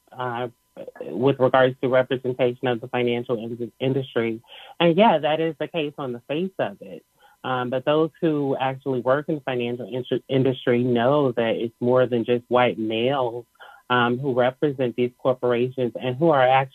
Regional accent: Cincinnati, Ohio, United States; now in Texas, United States; I was raised in Cincinnati, Ohio, and I relocated to Texas

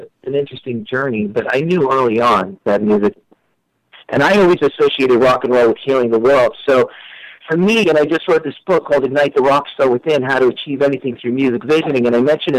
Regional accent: New York, United States; moved away as an adult; now in Los Angeles, United States; I'm originally from New York. I've been in L.A. for about 4 years

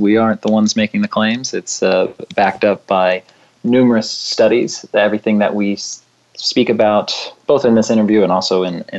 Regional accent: Virginia, United States; I grew up in Virginia, so I pronounce it Kuhn.

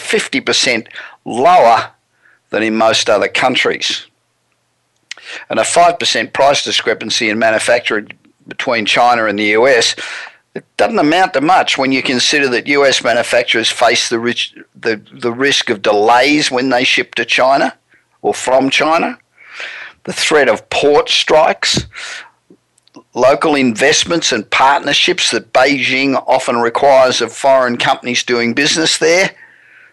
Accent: Australia; moved away as an adult; now in United States; I was born in Australia and I moved to the US 27 years

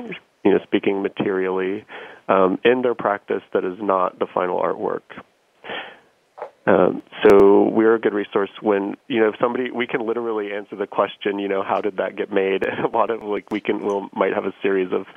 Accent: Odessa, Texas, United States; moved away; I grew up in West Texas

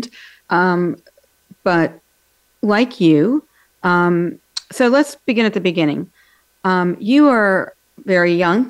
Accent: Pittsburgh, Pennsylvania, United States; moved away as an adult; also born or lived in Washington, D.C. / New York City; I grew up in Pittsburgh

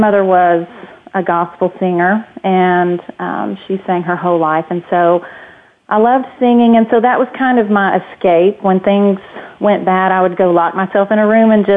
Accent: Hopkinsville, Kentucky, United States; I grew up in Hopkinsville, Kentucky, and small town

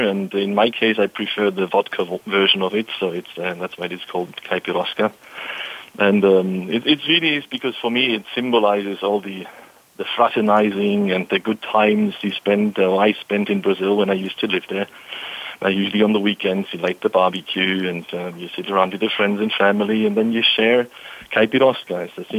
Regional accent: Germany; moved away as an adult; also born or lived in Texas; now in Karlsruhe, Germany; Personally, though, I really come from Germany, of course, and I just moved back from Texas to Karlsruhe, close to SAP in Waldorf.

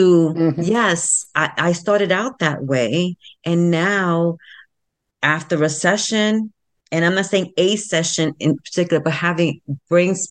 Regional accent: New York City, New York, United States; the South Bronx, where I was born and bred in the South Bronx

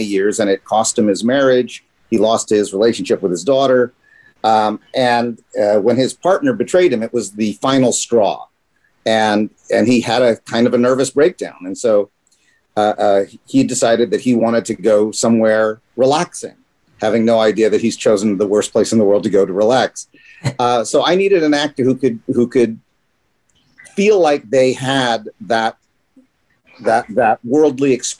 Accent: United States; I am a Filipino-American. And growing up in the United States, I never saw Filipinos portrayed on television.

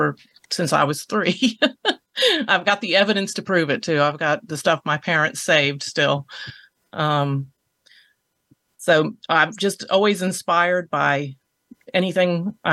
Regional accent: Merrick, New York, United States; moved away; I too am a transplant from New York. Grew up on Long Island.

